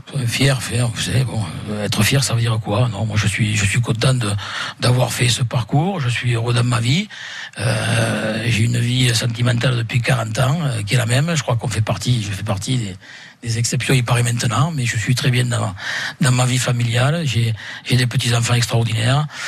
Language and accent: French; Occitania, France; nous sommes français, mais nous sommes fiers d'être catalans parce que nous sommes issus de, de familles catalanes